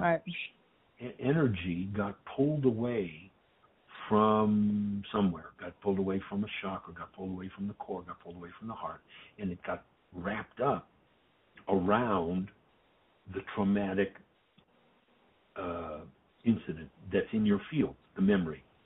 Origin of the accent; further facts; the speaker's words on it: Detroit, Michigan, United States; I grew up in Detroit